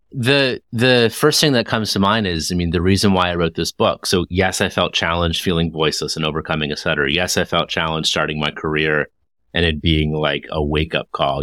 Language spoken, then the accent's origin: English; Toronto, Ontario, Canada; I hail from Toronto, Ontario, Canada